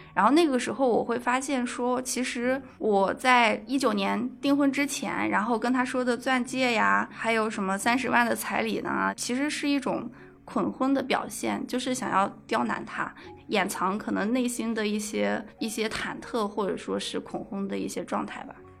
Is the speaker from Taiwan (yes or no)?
no; Gansu, China; moved away; also born or lived in Fujian; 因为我老家是甘肃嘛，我们都会有个彩礼的问题